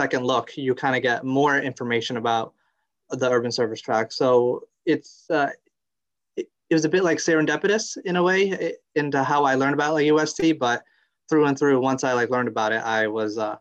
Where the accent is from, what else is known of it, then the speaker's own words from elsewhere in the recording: New Milford, Connecticut, United States; I grew up in New Milford, Connecticut